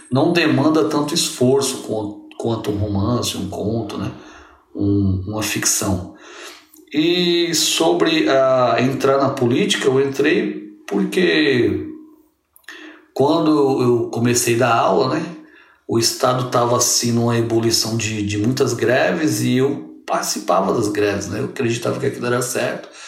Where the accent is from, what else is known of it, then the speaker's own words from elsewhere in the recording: São Vicente, São Paulo, Brazil; sou de São Vicente, como a camarada Elis falou, né?